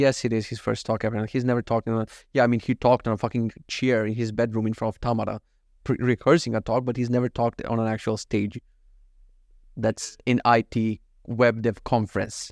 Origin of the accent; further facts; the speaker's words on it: North Macedonia; English is a second language; moved away; I'm actually from Macedonia, but anytime I mispronounce something, it's so Russian